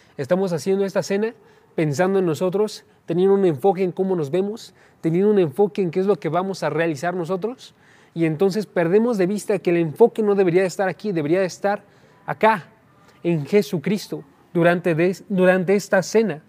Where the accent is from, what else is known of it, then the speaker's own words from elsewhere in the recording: Oaxaca, Mexico; moved away; yo soy de Oaxaca, entonces cuando estaba yo en Oaxaca tenía parientes aquí